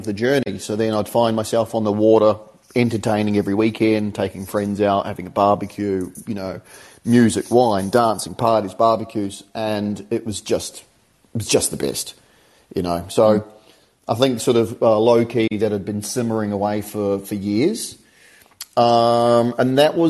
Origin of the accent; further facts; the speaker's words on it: New Zealand; moved away as an adult; also born or lived in United Kingdom; I'm from New Zealand, and I'm currently in New Zealand